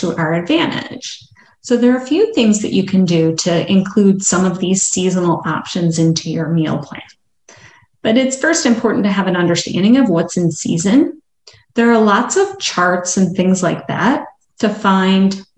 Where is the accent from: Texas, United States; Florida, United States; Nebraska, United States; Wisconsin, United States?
Wisconsin, United States; Madison; I grew up in Madison, Wisconsin